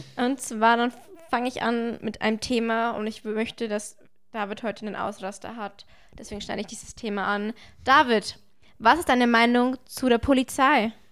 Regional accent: Bavaria, Germany; Bei uns in Bayern

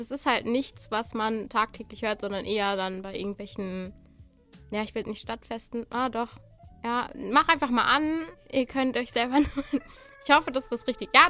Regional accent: Haltern am See, North Rhine-Westphalia, Germany; Äh, ich komme aus Haltern am See. Das sagt keinem so wirklich was. Aber das ist in der Nähe von Gelsenkirchen.

